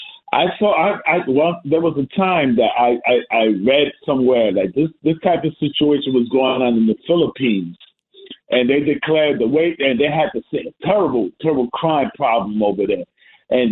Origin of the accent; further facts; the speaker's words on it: New York City, New York, United States; I grew up in the Bronx, man. Daly Avenue